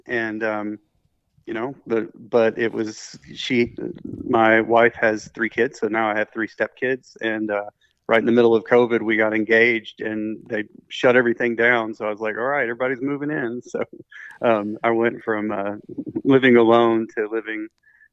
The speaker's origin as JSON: {"language": "English", "town": "Memphis", "region": "Tennessee", "country": "United States", "tie": "born or raised there", "said": "my hometown in Memphis, Tennessee"}